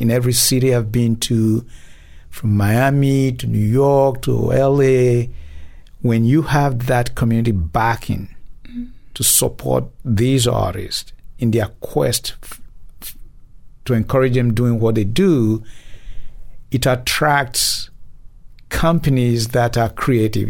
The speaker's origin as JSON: {"language": "English", "country": "Nigeria", "moved": "as an adult", "lives_now": "Memphis, United States", "said": "originally, I'm from Nigeria, mm. and moved down here some thirty some years ago"}